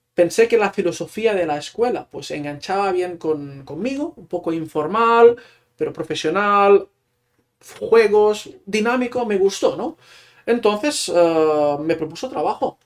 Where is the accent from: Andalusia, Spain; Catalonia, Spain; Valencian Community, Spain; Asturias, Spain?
Catalonia, Spain; a small town in Barcelona province; first language Catalan; Spanish is a second language; moved away as an adult; now in Utrecht, Netherlands; soy de un pequeño pueblo de Barcelona